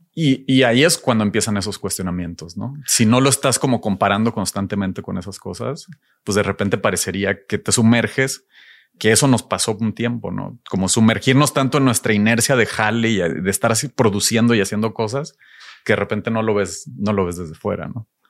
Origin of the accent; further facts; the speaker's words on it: Ciudad Victoria, Tamaulipas, Mexico; Creciendo en Ciudad Victoria